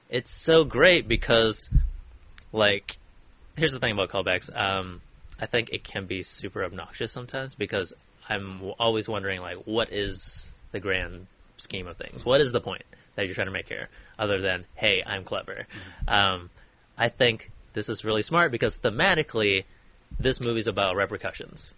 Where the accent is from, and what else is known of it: Oregon, United States; born or raised there; moved away